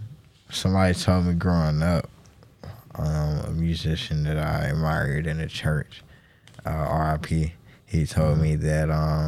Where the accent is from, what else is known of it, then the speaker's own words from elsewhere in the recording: Athens, Georgia, United States; I grew up in Athens